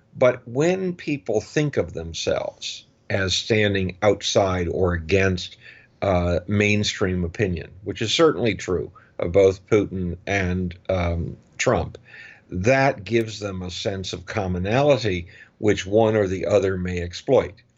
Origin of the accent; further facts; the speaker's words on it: United States; as an American